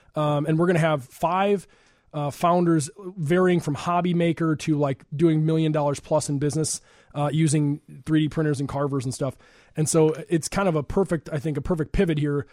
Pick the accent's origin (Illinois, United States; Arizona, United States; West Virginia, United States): Illinois, United States; Chicago suburbs; I'm from the suburbs